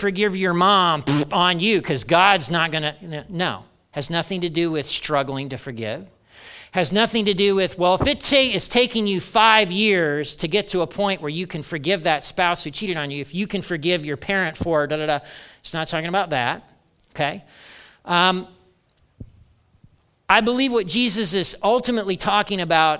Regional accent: Hartford City, Indiana, United States; my house growing up in Hartford City, Indiana

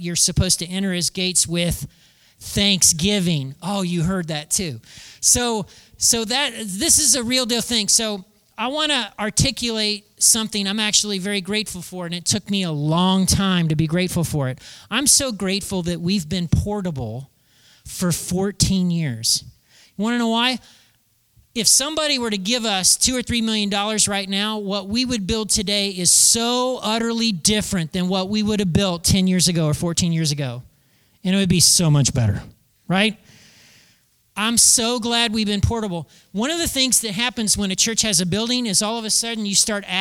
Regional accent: United States; being an American and living in 2019

